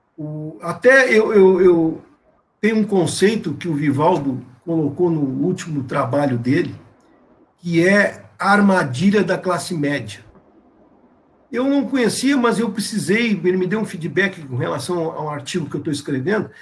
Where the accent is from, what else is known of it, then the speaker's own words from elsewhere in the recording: Brazil; cada um de nós, como brasileiros